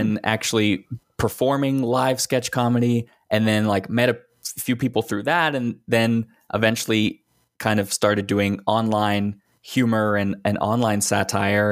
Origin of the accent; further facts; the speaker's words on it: Texas, United States; also born or lived in Northeast United States; now in Northeastern United States; I grew up in Texas